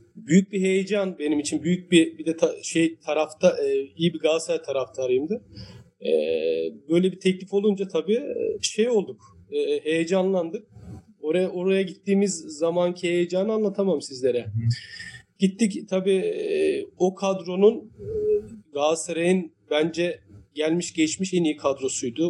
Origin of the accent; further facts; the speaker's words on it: Istanbul, Turkey; bur doğma büyüme buralıyım. Yani e, küçük yaşlarda e, ailemiz buraya yerleşmişler. Ee, e, bütün gençliğim, çocukluğum, gençliğim burada geçti.